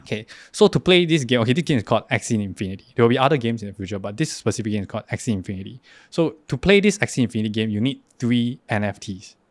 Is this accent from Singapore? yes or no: yes; Singapore; moved away as an adult; now in Taiwan; I'm an actor from Singapore.